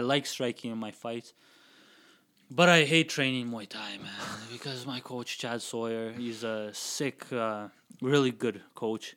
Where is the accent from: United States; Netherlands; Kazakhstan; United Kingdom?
Kazakhstan; now in Calgary, Canada; I grew up in Kazakhstan, so there's a big street fighting culture over there